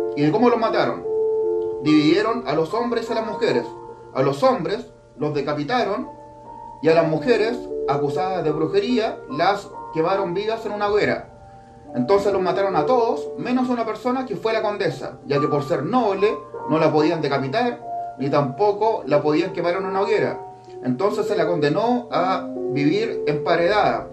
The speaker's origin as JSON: {"language": "Spanish", "country": "Chile", "said": "yo aquí en mi país, Chile"}